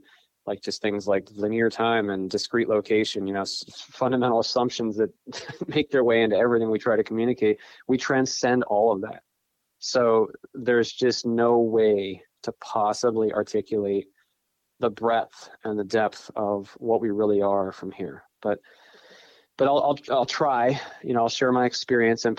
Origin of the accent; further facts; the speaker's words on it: northwestern Pennsylvania, United States; I grew up in northwestern Pennsylvania. I'm there at the moment